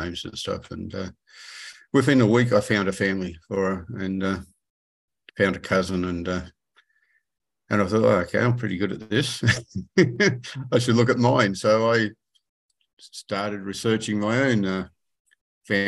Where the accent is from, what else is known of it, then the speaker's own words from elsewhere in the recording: Sydney, New South Wales, Australia; I grew up in Western Sydney, around Granville